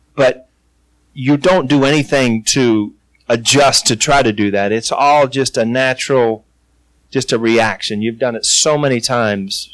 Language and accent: English; Ohio, United States; also born or lived in Cincinnati, Ohio / New York; I grew up in Ohio. I was playing almost for the hometown team